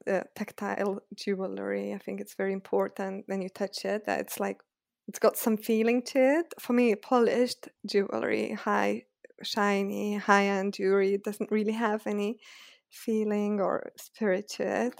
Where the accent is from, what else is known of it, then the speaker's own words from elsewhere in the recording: Lithuania; moved away as an adult; now in London, United Kingdom; I lived in Lithuania. So originally I'm from Lithuania, and then I always thought I'll study there